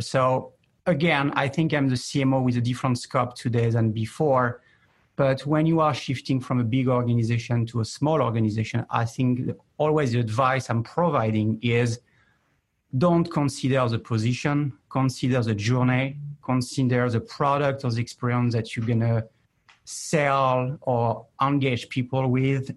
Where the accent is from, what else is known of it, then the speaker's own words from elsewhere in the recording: France; I'm more from the east of New York, which is France